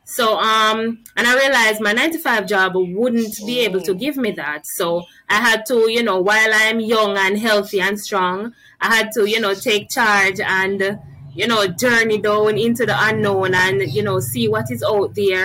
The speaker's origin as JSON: {"language": "English", "area": "Newhall District", "region": "Manchester", "country": "Jamaica", "said": "I'm from Newhall District in Manchester. It's a rural community"}